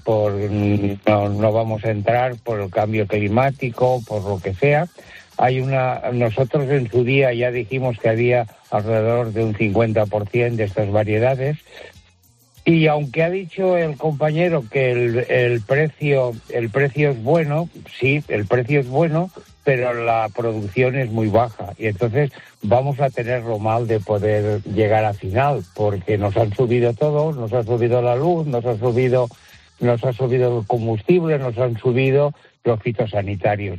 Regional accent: Tavernes de la Valldigna, Valencian Community, Spain; en la zona que soy yo, de Tabernes de la Baidina

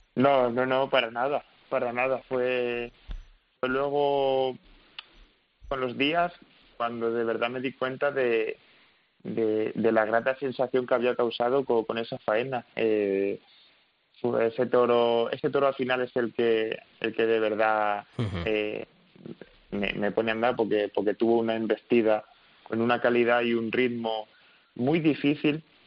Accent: Toledo, Castilla-La Mancha, Spain; tanto Tomás Rufo como Álvaro Alarcón y yo, somos, somos los tres de Toledo

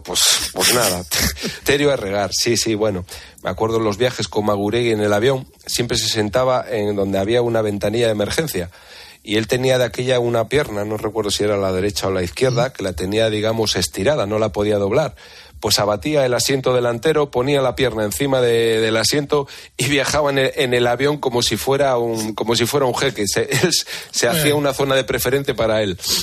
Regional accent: Santander, Cantabria, Spain; yo me marcho a mi casa a Santander, me buscaré trabajo y seguiré jugando al fútbol con el Velarde o con el equipo de mi pueblo

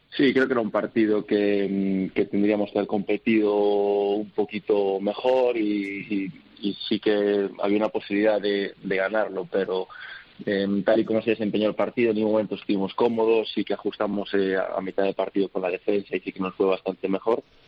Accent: Spain; Al final tengo doble nacionalidad, me siento americano, me siento español también

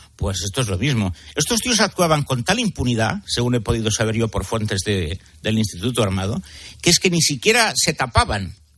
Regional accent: Catalonia, Spain; mi tierra

